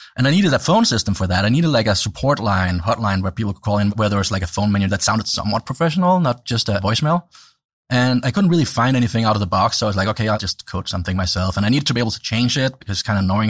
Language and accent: English; Denmark; growing up in Denmark